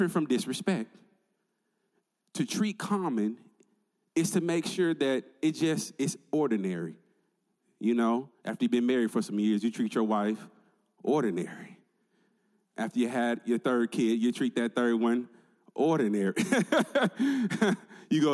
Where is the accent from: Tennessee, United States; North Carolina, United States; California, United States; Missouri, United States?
Tennessee, United States; moved away; I'm originally from Tennessee